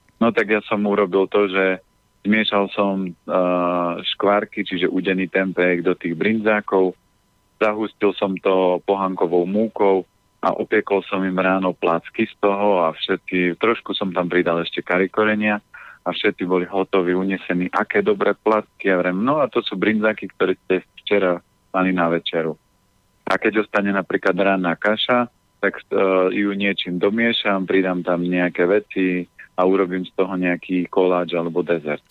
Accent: Orava, Žilina Region, Slovakia; ja som z Oravy, my sme mali prasiatko

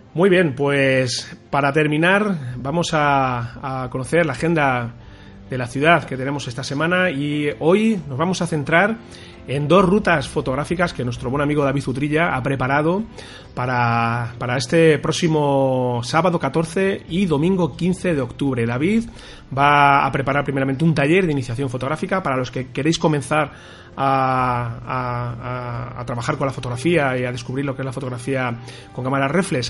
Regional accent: Toledo, Castilla-La Mancha, Spain; como toledano que llevo viviendo aquí toda mi vida

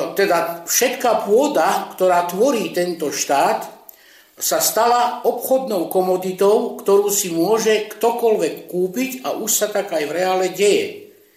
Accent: Slovakia; Hlásim sa hrdo k slovenskej štátnosti a vyhlasujem všade, že som Slovák

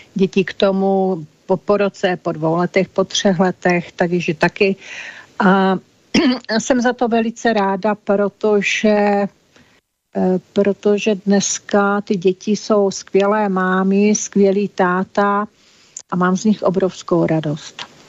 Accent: Olomouc, Olomouc Region, Czechia; narodila jsem si v Olomouci, tam jsem prožila většinu svého života.

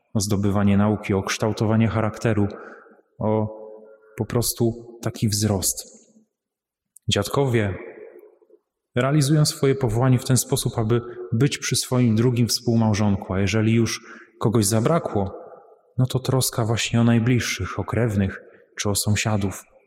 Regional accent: Łambinowice, Opole Voivodeship, Poland; pochodzę z parafii świętej Marii Magdaleny w Łambinowicach

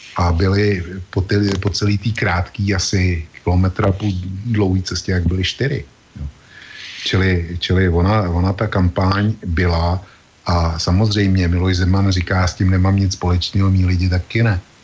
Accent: Czechia; u nás v Čechách

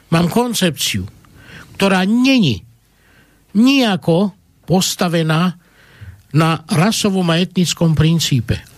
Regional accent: Slovakia; ako človek som sa narodil tu na Slovensku, toto sú moje korene, toto je moja vlast, Slováci sú moji bratia, identifikujem sa ako Slovák, ale moja matka bola Rómka a ja som tiež Róm

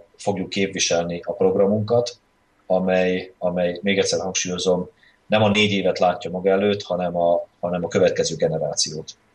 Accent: Felvidék, Slovakia; magyarként is, felvidéki magyar párt vezetőként is

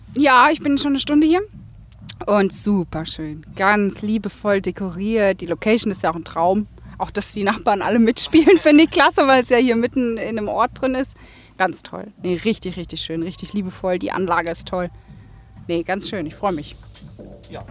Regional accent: Rhine-Main, Germany; Ich bin ja gebürtig aus Rhein-Main

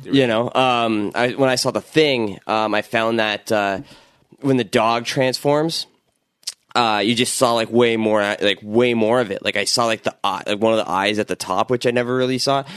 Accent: Toronto, Ontario, Canada; I grew up in Scarborough

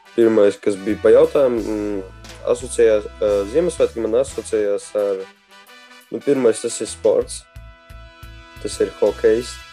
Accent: Riga, Latvia; es esmu no Rīgas eh, Torņaka uh, rajonas

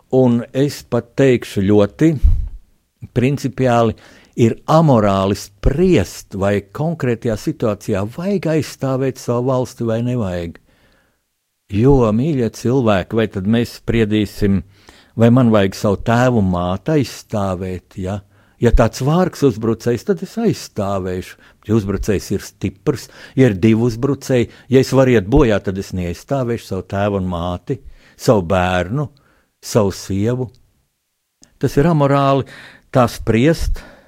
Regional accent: Latvia; mēs visi esam latvieši

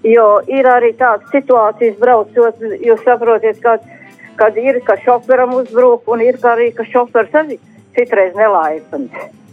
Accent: Ventspils, Kurzeme, Latvia; es esmu Ventspilnieks

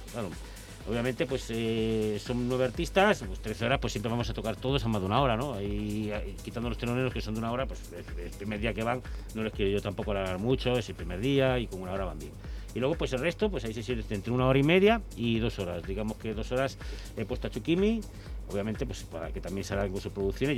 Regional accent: Vigo, Galicia, Spain; moved away; yo soy de Vigo

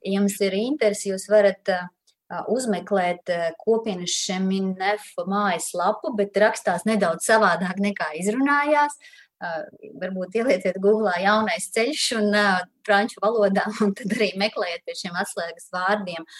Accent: Daugavpils, Latvia; now in Riga, Latvia; es arī savukārt nāku no Latvijas, no Daugopils

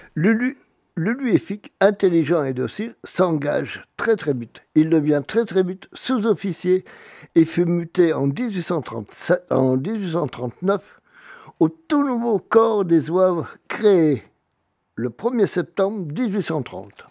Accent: Auvergne-Rhône-Alpes, France; chez nous, en Auvergne

